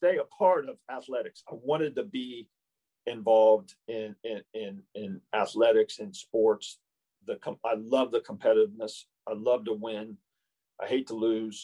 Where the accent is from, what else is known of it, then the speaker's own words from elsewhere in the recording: Versailles, Indiana, United States; moved away; I grew up in a really, really small town in Indiana. Okay. It's called Versailles, Indiana.